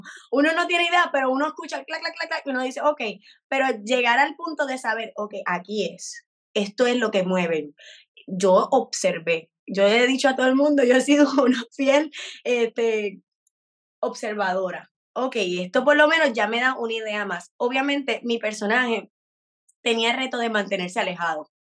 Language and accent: Spanish; Puerto Rico; como puertorriqueños